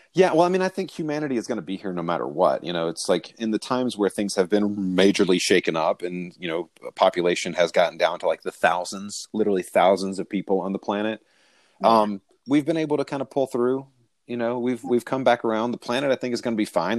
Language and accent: English; the South, United States; I'm from the South